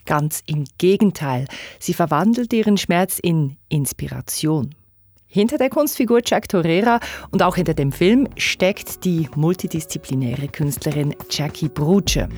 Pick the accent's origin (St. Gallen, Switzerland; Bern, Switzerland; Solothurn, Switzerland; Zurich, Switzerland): Bern, Switzerland; Ich komme aus Bern.